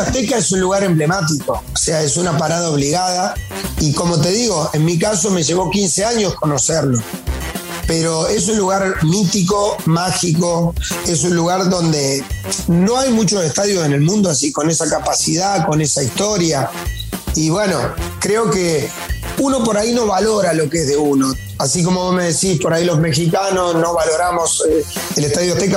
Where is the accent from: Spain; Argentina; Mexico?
Argentina; somos argentinos